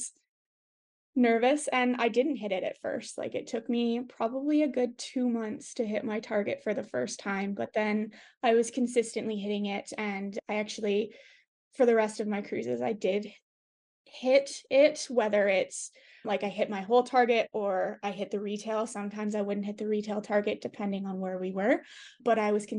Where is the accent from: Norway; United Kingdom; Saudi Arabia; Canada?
Canada; as a Canadian